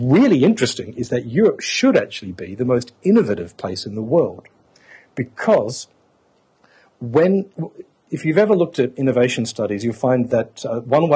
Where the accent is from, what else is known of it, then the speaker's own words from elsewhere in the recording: Adelaide, South Australia, Australia; moved away as an adult; now in Brussels, Belgium; I'm an Australian. I didn't hardly heard a foreign language spoken as I grew up in Adelaide, South Australia